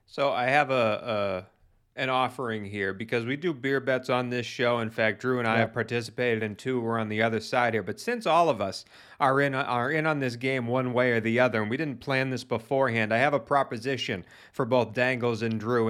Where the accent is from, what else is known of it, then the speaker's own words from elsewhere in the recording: Boston, Massachusetts, United States; now in California, United States; I'm from Boston